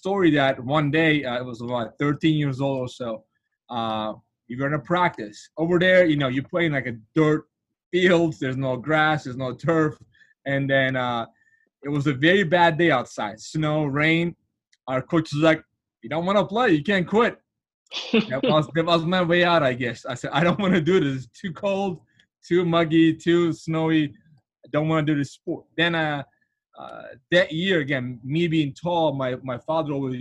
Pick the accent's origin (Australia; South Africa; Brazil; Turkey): Turkey; moved away as an adult; now in Providence, United States; I'm from Turkey originally, but I've been in U.S. for